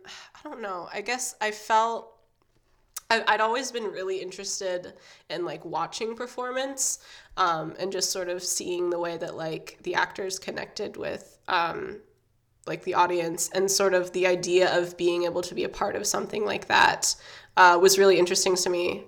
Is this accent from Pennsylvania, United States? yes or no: no; Indiana, United States; I grew up um, in Indiana. Well, I'm growing up, I guess, in Indiana, and it's sort of like a it's a small college town.